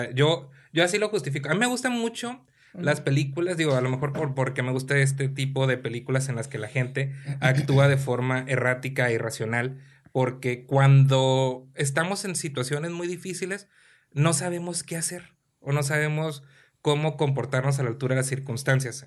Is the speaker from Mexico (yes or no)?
yes; Mexico; porque soy mexicano